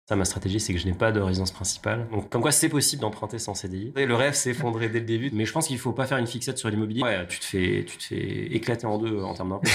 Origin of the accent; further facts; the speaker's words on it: Chambéry, Auvergne-Rhône-Alpes, France; c'est ma ville natale. Alors la première, c'est ma ville natale, c'est mm. Chambéry.